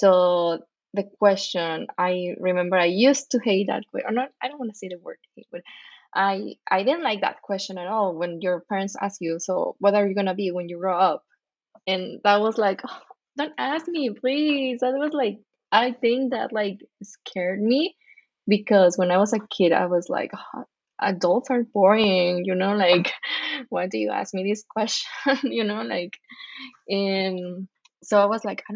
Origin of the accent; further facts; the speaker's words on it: Mexico City, Mexico; moved away as an adult; now in Las Vegas, United States; I'm originally from Mexico City, but I've been living in Las Vegas for almost 16 years now